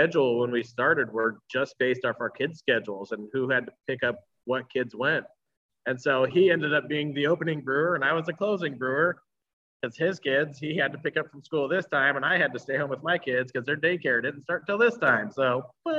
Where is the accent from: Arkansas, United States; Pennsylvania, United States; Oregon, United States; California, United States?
Oregon, United States; Troutdale; also born or lived in Reno, United States / Costa Rica; I grew up out here in Troutdale.